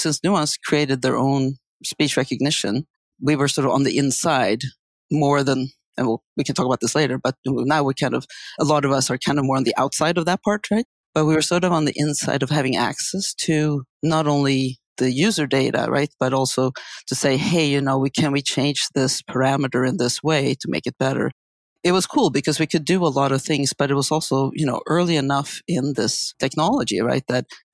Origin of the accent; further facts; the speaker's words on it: Sweden; moved away as an adult; also born or lived in San Diego, United States; now in United States; I grew up in Sweden in a very sort of language-interested family.